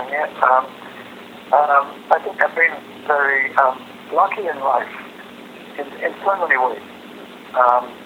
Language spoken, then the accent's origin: English; London, United Kingdom; also born or lived in Vancouver, Canada; being a kid in the Pimlico in London in the late 1950s